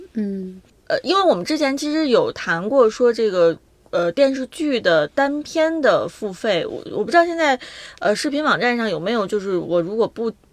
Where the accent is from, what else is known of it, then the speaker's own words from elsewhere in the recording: China; 我们中国人